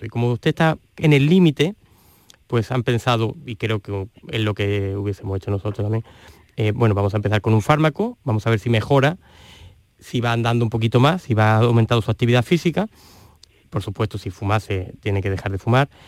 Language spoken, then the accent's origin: Spanish; Andalusia, Spain; en Andalucía somos unos privilegiados